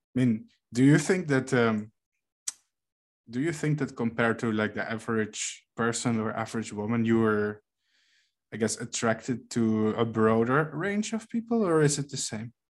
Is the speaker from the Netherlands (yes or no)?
yes; Netherlands; I'm from the Netherlands